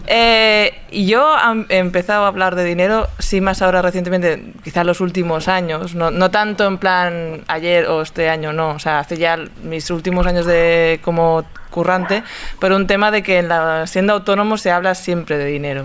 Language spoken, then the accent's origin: Spanish; Barcelona, Catalonia, Spain; yo vengo de Sarria